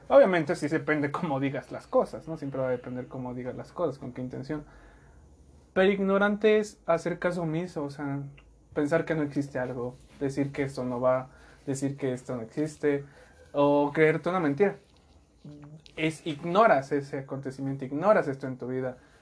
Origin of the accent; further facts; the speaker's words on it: Mexico; como mexicanos hemos creado esa identidad